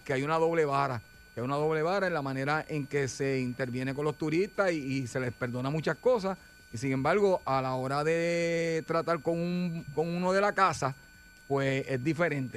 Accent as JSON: {"language": "Spanish", "country": "Puerto Rico", "said": "somos puertorriqueños"}